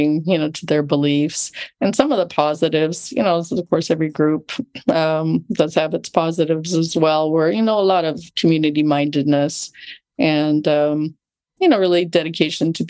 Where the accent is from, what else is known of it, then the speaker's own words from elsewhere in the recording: Loma Linda, California, United States; I grew up right near Loma Linda, California